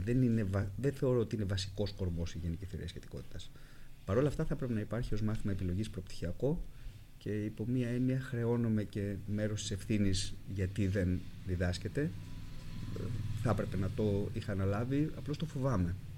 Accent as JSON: {"language": "Greek", "country": "Greece", "tie": "born or raised there", "also_born_or_lived": "United States / Germany", "said": "αισθανόμουν πιο οικία στο περιβάλλον της Ελλάδας"}